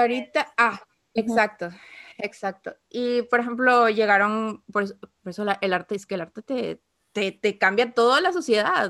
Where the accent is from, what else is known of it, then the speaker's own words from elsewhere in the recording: Ecuador; now in United States; yo antes de vivir acá, yo vivía en, Ecuador, obviamente, entonces mi sentido del humor, mi manera de hablar